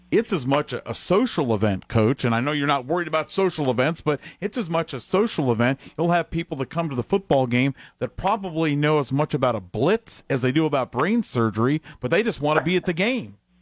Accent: Columbus, Ohio, United States; I'm from Columbus, where White Castle originated back in the day

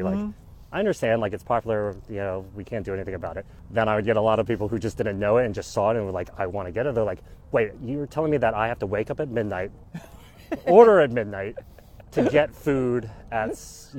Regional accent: Arkansas, United States; now in Washington, D.C., United States; We grew up, like I was born in Arkansas, just me and my sister. My parents were Chinese immigrants.

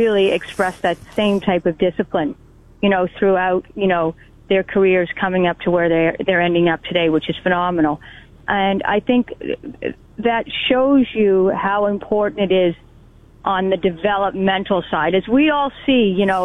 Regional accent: Canada; being Canadian

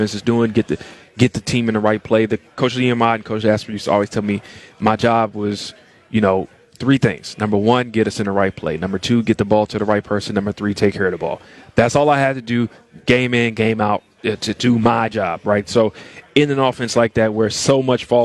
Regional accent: Tennessee, United States; I grew up in Tennessee

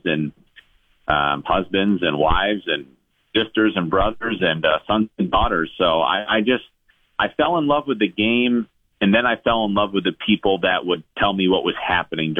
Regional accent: New York, United States; I grew up in New York

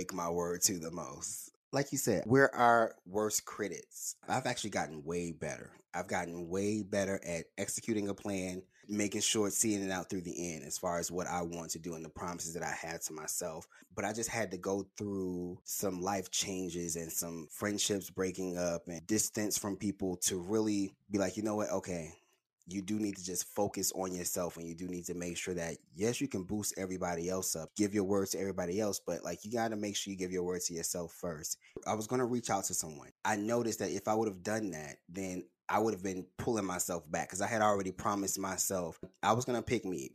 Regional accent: Birmingham, Alabama, United States; I'm from Birmingham

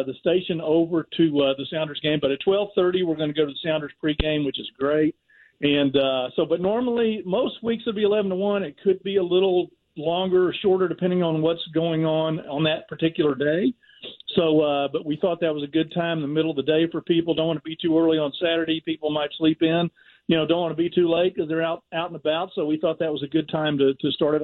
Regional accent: Houston, Texas, United States; a guy from Houston, Texas

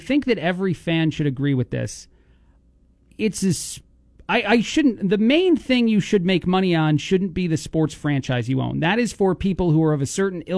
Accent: East Coast, United States; moved away; born and raised on the East Coast

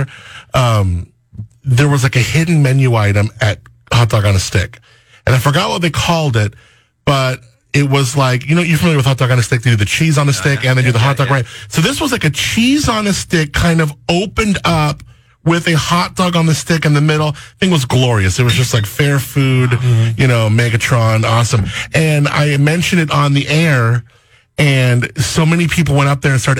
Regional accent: Southern California, United States; moved away; I grew up in Southern California

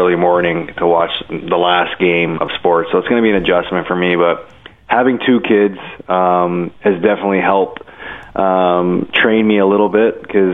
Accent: Toronto, Ontario, Canada; also born or lived in Buffalo; I'm from Toronto

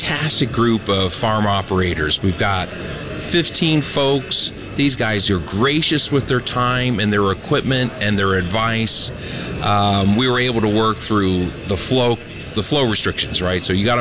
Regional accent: Ohio, United States; I'm from Ohio

